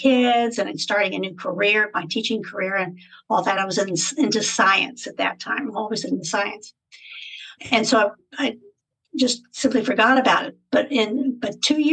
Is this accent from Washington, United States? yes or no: no; West Virginia, United States; moved away as an adult; also born or lived in Germany / Spain; now in Virginia, United States; I was born and raised in West Virginia, went to school there